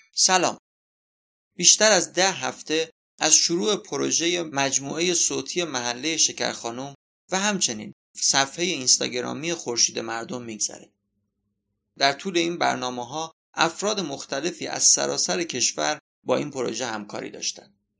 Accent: Abadan, Khuzestan, Iran; اصالتا آبادانی هستم

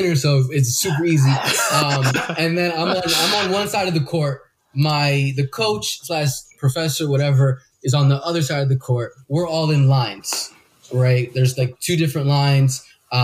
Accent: New Jersey, United States; I was born in New Jersey, but my parents are 100%. Both of them are 100% Colombian

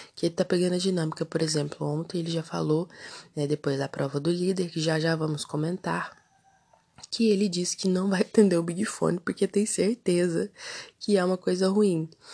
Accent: Brazil; a gente é brasileiro

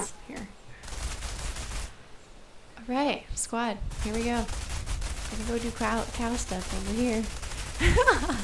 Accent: Canada; accent: Canadian; my Canadian accent just came through

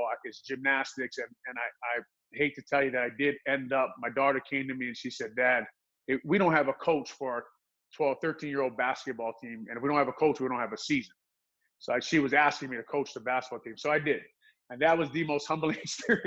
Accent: Hawaii, United States; now in Illinois, United States; He's my best friend I grew up with in Hawaii.

